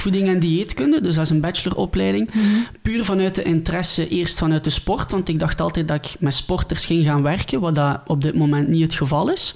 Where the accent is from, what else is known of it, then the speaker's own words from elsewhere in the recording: near Ghent, Flanders, Belgium; ik ben afkomstig uit België, bij Gent